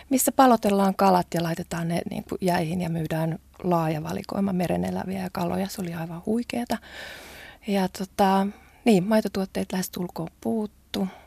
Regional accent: Japan; now in Finland; mä olen japanilainen odottaa. nainen.

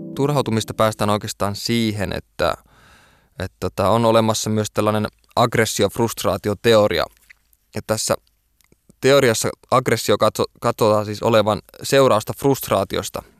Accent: Oulu, North Ostrobothnia, Finland; kun olen kerta Oulusta kotoisin

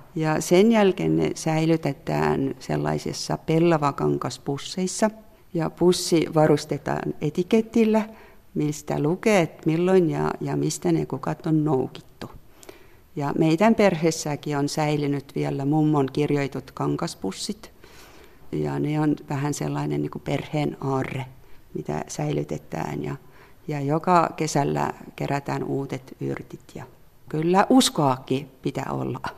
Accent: Southern Estonia, Estonia; Finnish is a second language; now in Helsinki, Finland; mä olen kotoisin sieltä Etelävirosta, jossa on paljon metsää ja olen vähän ollut sellainen lapsuudesta asti metsäihminen.

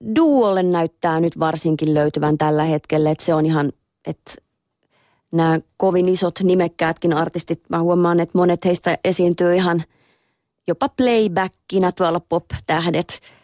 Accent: Lahti, Päijänne Tavastia, Finland; born or raised there

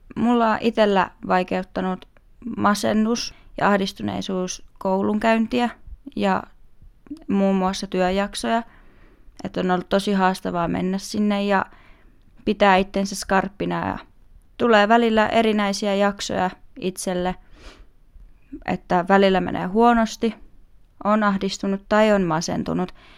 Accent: Vantaa, Uusimaa, Finland; Meillä Vantaalla

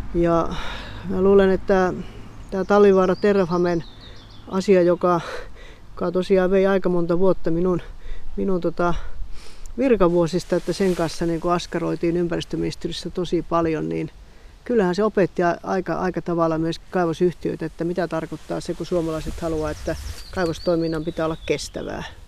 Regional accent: Kemijoki area, Lapland, Finland; born or raised there

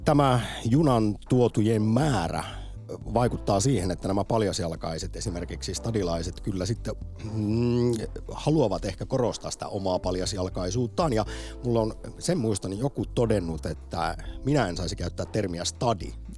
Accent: Jyväskylä, Central Finland, Finland; now in Helsinki, Finland; Jyväskylästä ponnista, mutta molemmat vanhempani ovat Karjalan evakkoja

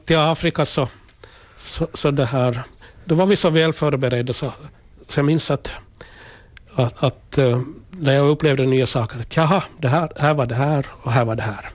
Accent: Kokkola, Central Ostrobothnia, Finland; Jag är född i, född i Karleby, alltså gamla landskommunen. Mm. Och jag är en jordbrukarfamilj med, med föräldrar och tre bröder

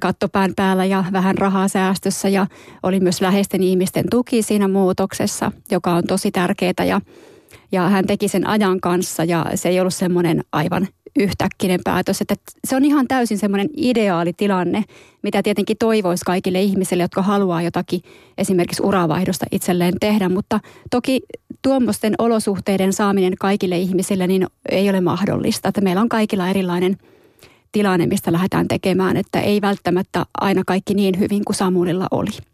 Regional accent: Tornio, Lapland, Finland; moved away; torniossa, mistä olen kotoisin

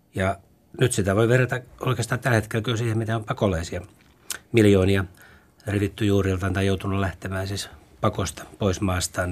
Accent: Turku, Southwest Finland, Finland; also born or lived in Helsinki / Raisio; ne juuret on vetänyt koko ajan sen Turkuun takaisin

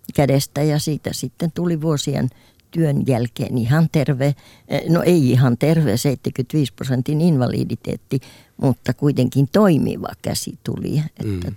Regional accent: Kotka, Kymenlaakso, Finland; also born or lived in Sweden; kun mä kotoisin Kotkan läheltä Kymissä asuttiin

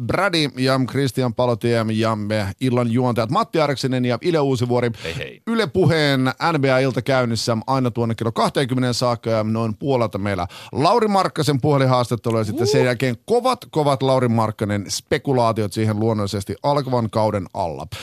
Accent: Finland; me ollaan Suomesta

